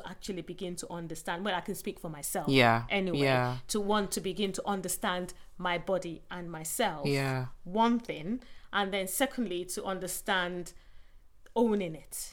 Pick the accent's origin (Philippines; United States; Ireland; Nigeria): Nigeria; southern Nigeria; moved away as an adult; now in England; where I grew up, I went to, you know, school in the South and uni in the South